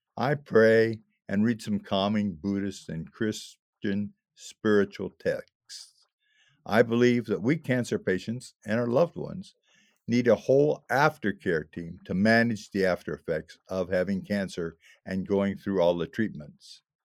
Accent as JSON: {"language": "English", "region": "Illinois", "country": "United States", "tie": "born or raised there", "moved": "as an adult", "said": "my hometown in Illinois"}